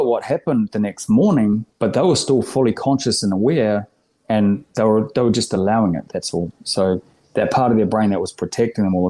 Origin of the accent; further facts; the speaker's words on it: New Zealand; moved away as an adult; now in Australia; Born and raised in New Zealand for the first 30 years